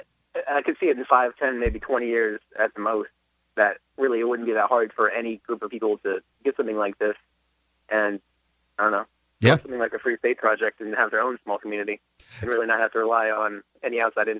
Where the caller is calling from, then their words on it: Bradenton, Florida, United States; I'm calling from Bradenton